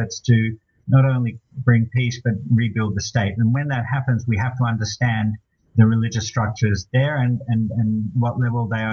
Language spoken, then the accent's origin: English; Australia; I'm Australian